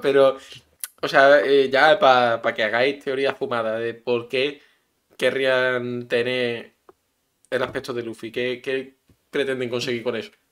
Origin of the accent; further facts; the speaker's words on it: Spain; de España